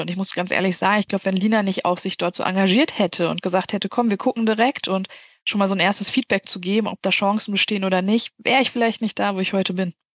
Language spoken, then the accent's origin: German; Bielefeld, North Rhine-Westphalia, Germany; Ich komme aus Bielefeld